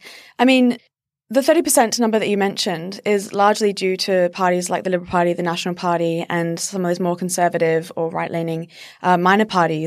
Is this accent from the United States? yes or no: no; South Australia, Australia; I'm from South Australia and we've never had a woman premier.